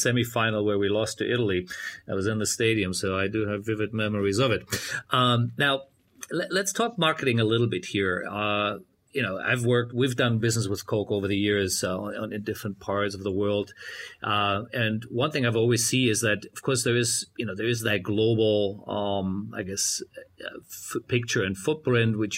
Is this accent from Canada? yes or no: no; Germany; moved away; my home country in Germany